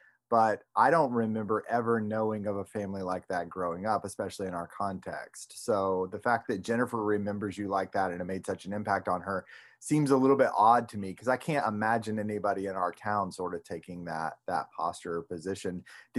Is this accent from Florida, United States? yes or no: yes; Palatka, Florida, United States; I grew up in Palatka too